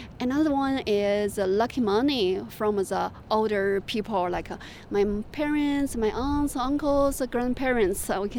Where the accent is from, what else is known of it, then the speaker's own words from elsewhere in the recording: China; now in Tucson, United States; I'm from China. I moved to Tucson 4 years ago.